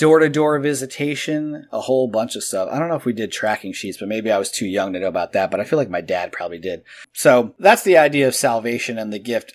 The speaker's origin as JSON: {"language": "English", "town": "Edison", "region": "New Jersey", "country": "United States", "tie": "born or raised there", "said": "But I was born in Edison, New Jersey, which granted is kind of like the armpit of the country anyway, but still, there's a lot of Christians there."}